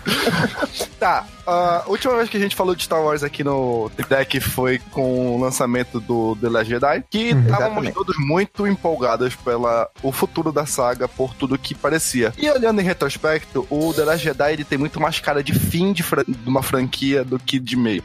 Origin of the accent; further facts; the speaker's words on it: Pará, Brazil; Nós somos paraenses